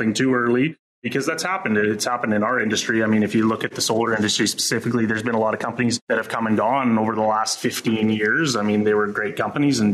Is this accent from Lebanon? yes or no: no; Saskatoon, Saskatchewan, Canada; also born or lived in Regina; I was born and raised in Saskatoon, went to high school here